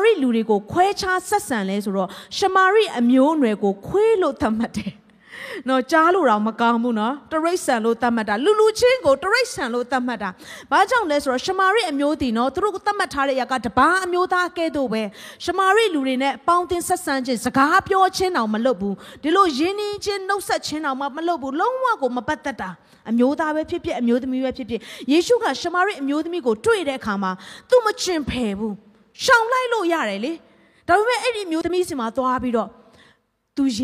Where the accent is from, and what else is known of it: Myanmar